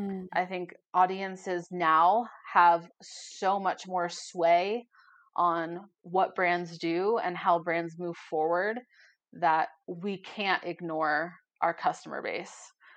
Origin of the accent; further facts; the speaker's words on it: Boulder, Colorado, United States; I grew up in Boulder, very white, moved to Durango, also very white.